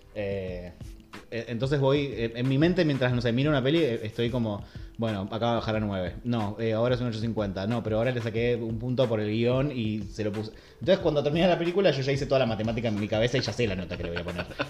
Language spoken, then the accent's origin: Spanish; Buenos Aires, Argentina; él vivido en Bajo Flores